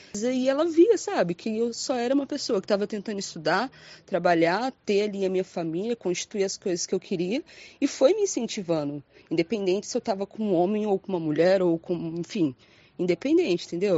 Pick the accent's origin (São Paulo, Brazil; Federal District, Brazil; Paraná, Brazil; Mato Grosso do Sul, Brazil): Paraná, Brazil; Londrina; Eu sou de Londrina, Paraná